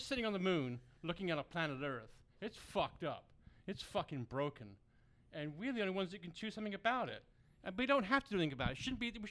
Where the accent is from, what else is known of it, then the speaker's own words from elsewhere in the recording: Brighton, South East England, United Kingdom; now in United States; I'm from Brighton, England, born and raised in England.